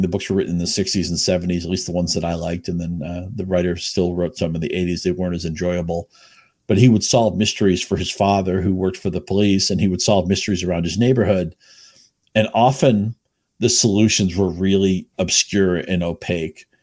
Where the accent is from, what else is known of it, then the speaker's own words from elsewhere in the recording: Chelmsford, Massachusetts, United States; also born or lived in Rhode Island; I grew up in New England, Chelmsford, Massachusetts, just short of the New Hampshire border